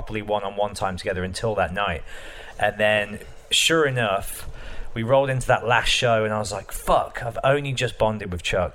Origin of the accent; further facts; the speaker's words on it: Birmingham, West Midlands, United Kingdom; I'm in my hometown in Birmingham